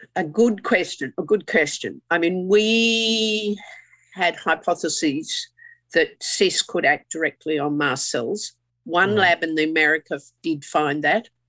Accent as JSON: {"language": "English", "region": "Queensland", "country": "Australia", "said": "I'm a Queenslander"}